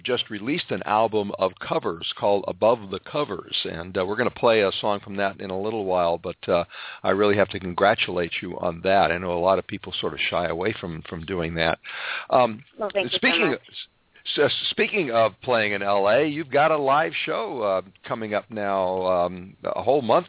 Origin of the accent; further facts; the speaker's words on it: Los Angeles, California, United States; this is my hometown